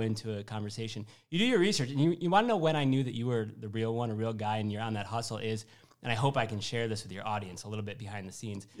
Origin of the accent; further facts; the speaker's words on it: Syracuse, New York, United States; moved away as an adult; also born or lived in Louisville, Kentucky / Manhattan, New York; I'm from Syracuse, New York, uh, originally